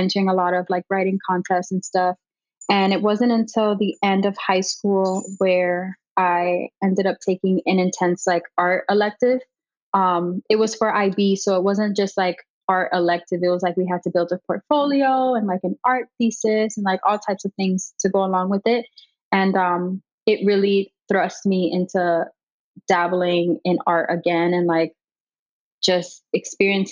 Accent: Miami, Florida, United States; Born and raised in Miami. I've lived here my whole life.

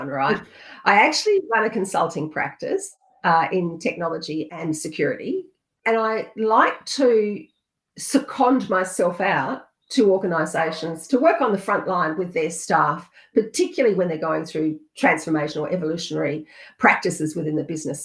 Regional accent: South Australia, Australia; also born or lived in country Victoria; We moved to South Australia when I was about

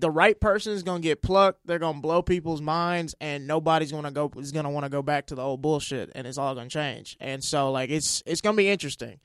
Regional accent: Mississippi, United States; moved away as an adult; also born or lived in Oklahoma; now in Los Angeles, United States; I'm from Mississippi originally, but I was going to college in Oklahoma

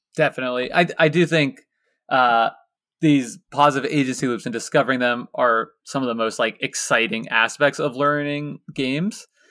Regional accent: Lawrence, Kansas, United States; my hometown of Lawrence, Kansas

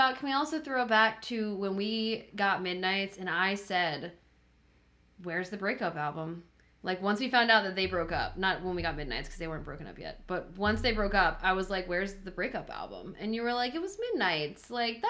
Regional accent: Florida, United States; For those that don't know, I'm from Florida

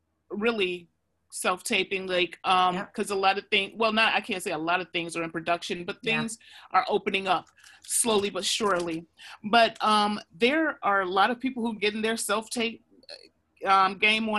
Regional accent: Chicago, Illinois, United States; now in New York, United States; I'm in Chicago right now visiting. I'm from Chicago

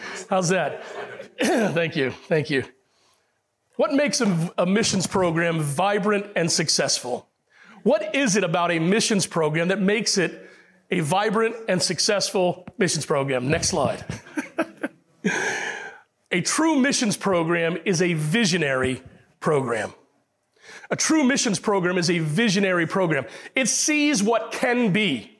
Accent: Puerto Rico; born there; Now, if you talk to, I was born in Puerto Rico.

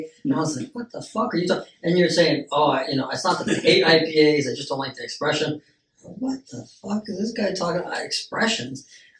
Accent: United States; Because we're Americans.

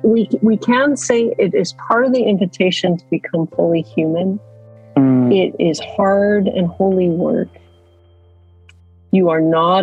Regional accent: Canada; now in Vancouver, Canada; Well, yes, I live in Vancouver, British Columbia, Canada. Grew up in various parts of Canada, the oldest of three kids.

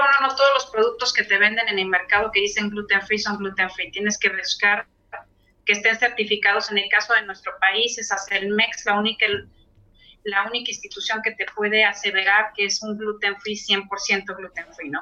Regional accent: Tampico, Tamaulipas, Mexico; mi ciudad natal, Tampico

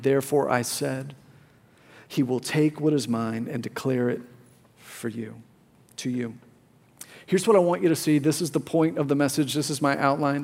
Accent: Plano, Texas, United States; My whole life, I grew up here in Plano, Texas

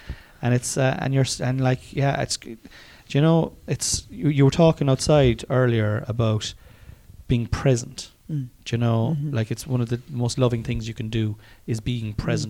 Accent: Cork, Munster, Ireland; I'm not from Dublin. I'm from Cork. And I'm delighted to be from Cork.

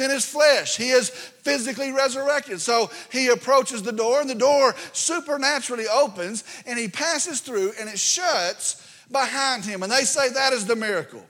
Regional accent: Vernon, Texas, United States; I grew up in Route 2, Vernon, Texas

